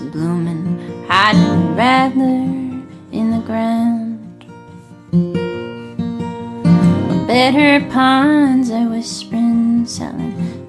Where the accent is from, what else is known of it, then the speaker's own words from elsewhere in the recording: Nevada, United States; moved away; I spent like many months of the pandemic back in Nevada this year. And so I got to reconnect with my hometown and the wild horses